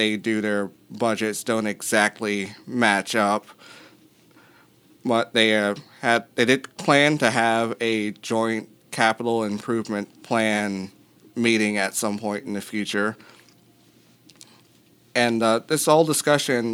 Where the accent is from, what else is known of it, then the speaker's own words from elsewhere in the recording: Hampton Roads, Virginia, United States; now in Charlottesville, United States; I grew up in Hampton Roads, and there's seven cities there.